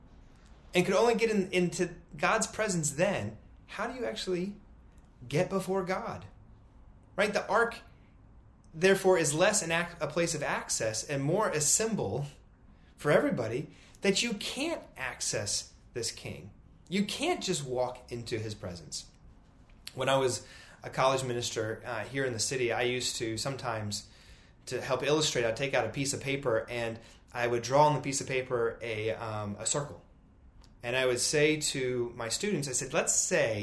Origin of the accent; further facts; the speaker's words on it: United States; As an American at over 40 years old